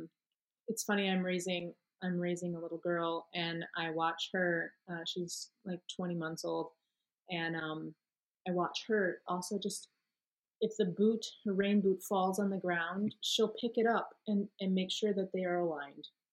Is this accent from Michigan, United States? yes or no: yes; Michigan, United States; moved away as an adult; also born or lived in Florida; now in Chicago, United States; I grew up in Michigan pretty much since I was six